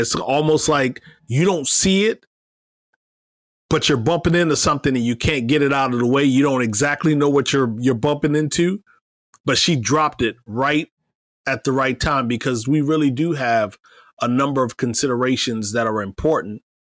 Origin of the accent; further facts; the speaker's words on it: Iowa, United States; Bloomberg talked about a pizza shop in my hometown of Iowa, or home state of Iowa.